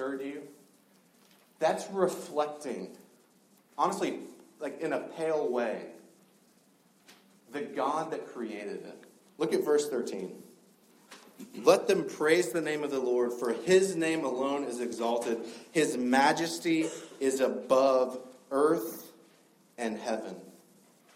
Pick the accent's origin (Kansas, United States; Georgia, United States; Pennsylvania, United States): Georgia, United States; South; moved away; I grew up in South Georgia